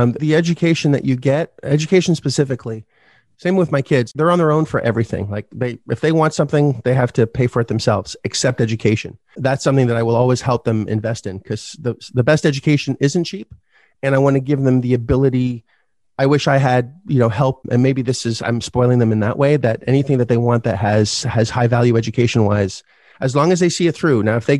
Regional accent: Canada; But that's the point, is you didn't look at, and 100,000 US as a Canadian is a lot, right?

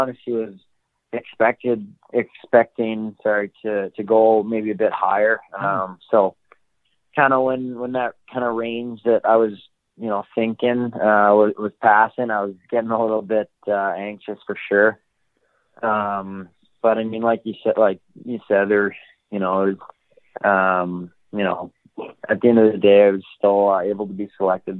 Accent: Calgary, Alberta, Canada; Born and raised in Calgary, Alberta

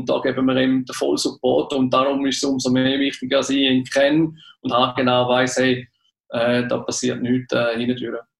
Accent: Switzerland

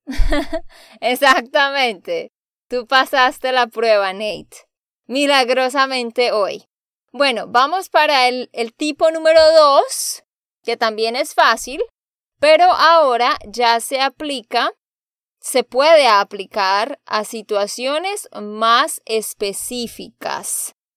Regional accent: Santander, Colombia; de Santander, Colombia

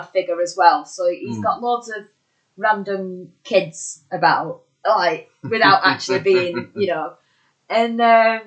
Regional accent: Bolton, North West England, United Kingdom; accent: Bolton; I'm from Bolton. Good old sunny Bolton. I've lived there all my life.

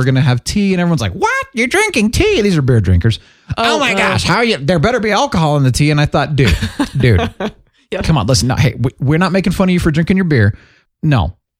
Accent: Phoenix, Arizona, United States; I grew up in Phoenix.

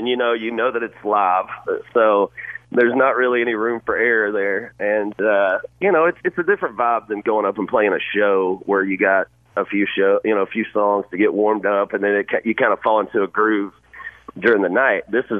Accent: Georgia, United States; also born or lived in Florida; To me, man, I grew up in Georgia and Florida. Every summer I grew up around the beach

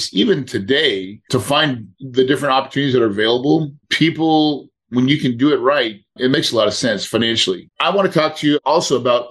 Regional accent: the Ozarks, United States; I'm truly a hillbilly. You know that, but I really am. I grew up on a farm in the Ozarks

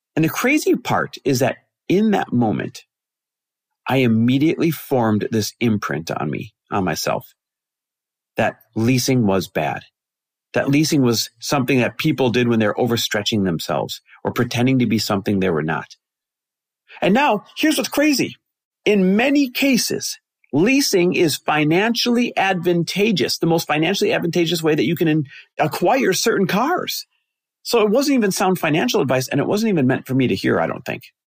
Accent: Midwest, United States; growing up in the Midwest the way that we both did

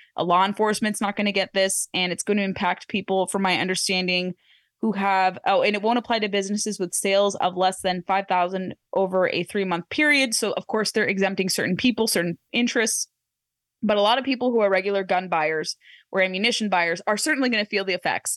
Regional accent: Orange County, California, United States; moved away; my hometown in Orange County

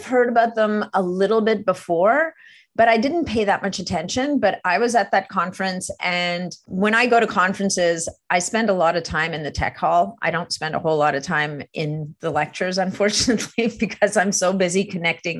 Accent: Montreal, Quebec, Canada; I'm from Montreal. I speak French.

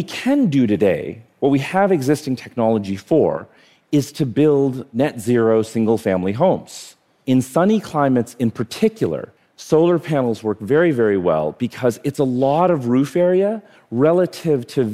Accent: India; now in New York City, United States; I was born in India.

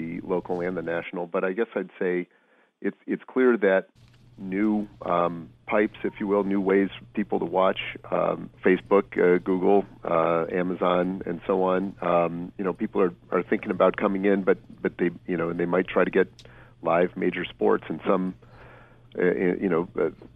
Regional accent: Boston, Massachusetts, United States; I grew up here in Boston

